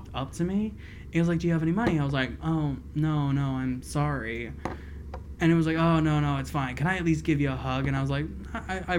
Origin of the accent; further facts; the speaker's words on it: Pennsylvania, United States; also born or lived in Philadelphia; I grew up in Pennsylvania